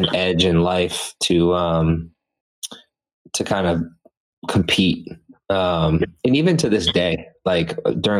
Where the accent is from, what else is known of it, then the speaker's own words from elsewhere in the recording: Methuen, Massachusetts, United States; also born or lived in Los Angeles; my hometown now, Methuen